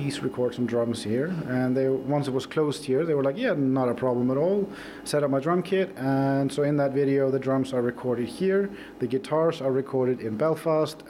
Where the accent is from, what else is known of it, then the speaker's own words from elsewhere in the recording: Norway; moved away as an adult; also born or lived in Iceland; now in Borgarnes, Iceland; when I grew up in Norway